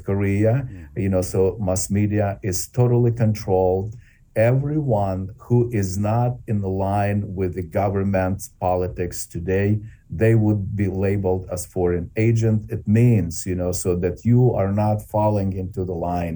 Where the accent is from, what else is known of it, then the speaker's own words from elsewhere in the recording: Ukraine; Ukraine is my home country.